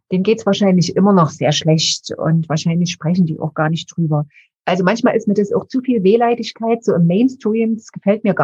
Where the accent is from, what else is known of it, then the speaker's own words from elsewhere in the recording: Dresden, Saxony, Germany; Also ich bin in Dresden geboren, bin dort aufgewachsen, fünfköpfige Familie, also drei Geschwister.